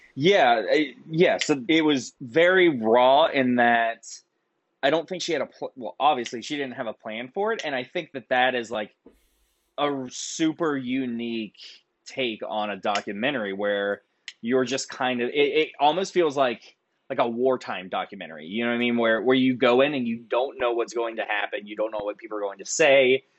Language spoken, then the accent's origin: English; Nitro, West Virginia, United States; growing up in West Virginia